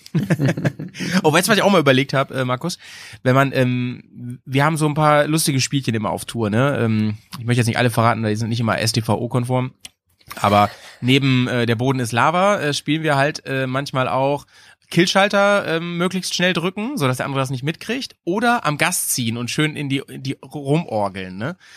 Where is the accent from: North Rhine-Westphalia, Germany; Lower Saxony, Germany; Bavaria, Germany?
Lower Saxony, Germany; near Hanover; now in Bremen, Germany; in meiner alten Heimat, ne, wo ich herkomme, in der Nähe von Hannover